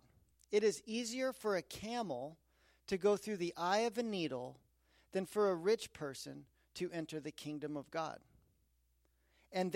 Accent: Aspen, Colorado, United States; I grew up in Aspen, Colorado.

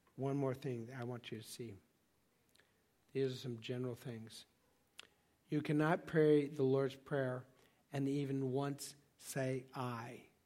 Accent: Laguna Beach, California, United States; I grew up in Laguna Beach, California

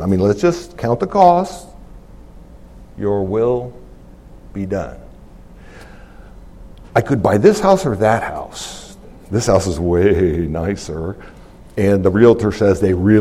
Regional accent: United States; I'm an American

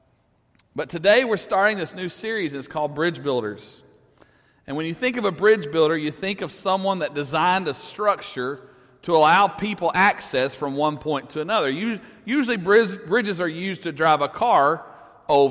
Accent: Russellville, Arkansas, United States; I'm from Russellville

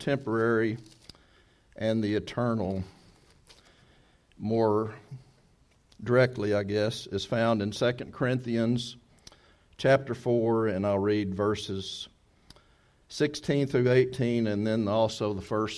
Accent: Texas, United States; moved away; if we're from Texas

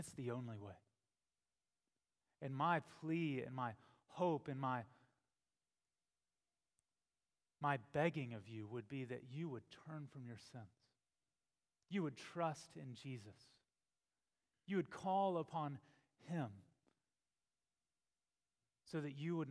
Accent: Texas, United States; I remember growing up in Texas, and there we were familiar with wildfires.

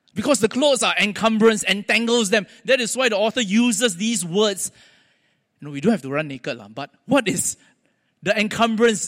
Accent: Singapore; accent: Singlish; also born or lived in United States; I'm a Singaporean

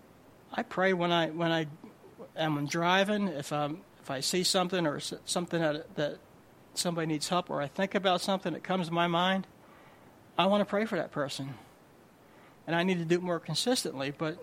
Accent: New Jersey, United States; I'm from Jersey

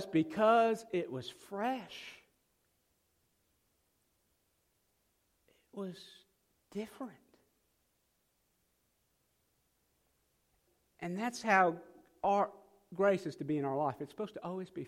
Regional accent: South Dakota, United States; now in Mississippi, United States; I'm from South Dakota

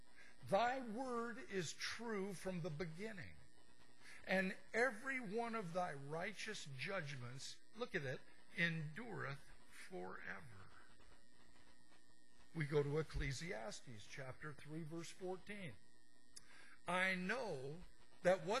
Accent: Montana, United States; I'm from Montana.

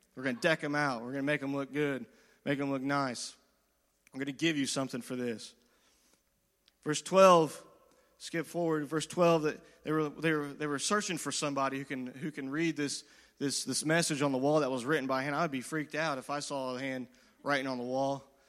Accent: United States; as the American people

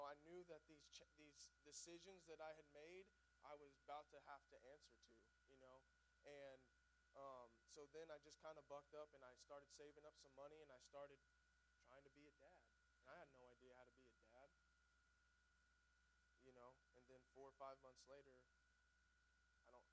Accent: Mount Vernon, Missouri, United States; now in Springfield, United States; I grew up in Mount Vernon, and I was raised in church

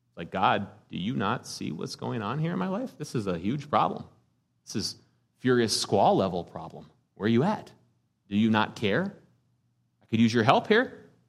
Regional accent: United States; As American Christians

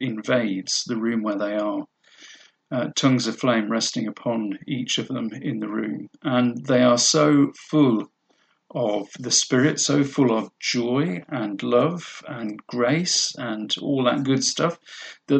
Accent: United Kingdom; we're British

